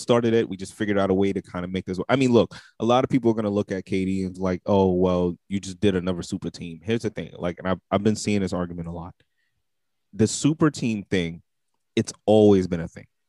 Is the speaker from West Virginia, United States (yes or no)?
no; New York City, New York, United States; I'm from Brooklyn